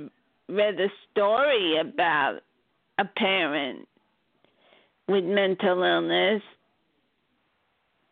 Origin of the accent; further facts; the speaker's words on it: Baldwin, New York, United States; also born or lived in Flushing, New York; I was born in Flushing, New York, but I lived as a child in Baldwin, Long Island